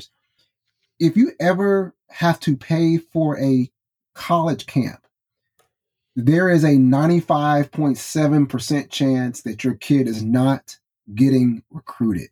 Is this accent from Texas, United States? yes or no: yes; Mount Pleasant, Texas, United States; now in Austin, United States; my hometown of Mount Pleasant